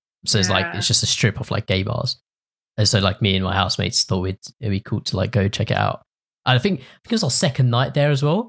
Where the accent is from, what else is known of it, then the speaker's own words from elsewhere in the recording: England, United Kingdom; they thought I was from Australia and not from England.